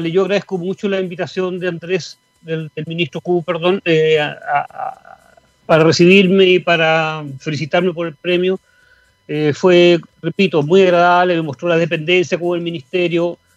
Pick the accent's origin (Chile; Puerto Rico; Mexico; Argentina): Chile; Patagonia; y viví también en, Puerto Puerto Seno, o sea, yo soy patagónico, me siento muy patagónico.